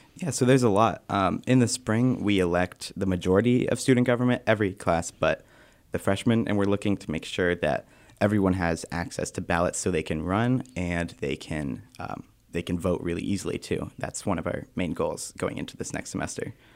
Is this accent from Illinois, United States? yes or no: no; Northampton, Massachusetts, United States; moved away as an adult; now in Keene, United States; I'm from Northampton, Mass, just about an hour south from here